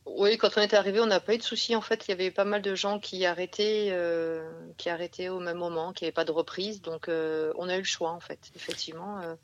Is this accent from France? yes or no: yes; Provence and Nîmes, Provence-Alpes-Côte d'Azur, France; moved away; on vient de, Provence et de Nîmes